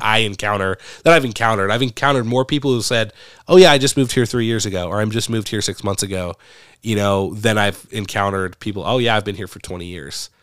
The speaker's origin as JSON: {"language": "English", "town": "Medford", "region": "Oregon", "country": "United States", "tie": "born or raised there", "moved": "as an adult", "lives_now": "Brandon, United States", "said": "I grew up in Medford, Oregon"}